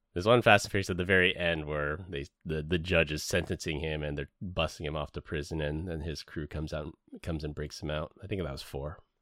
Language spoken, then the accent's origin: English; San Francisco, California, United States; I grew up in San Francisco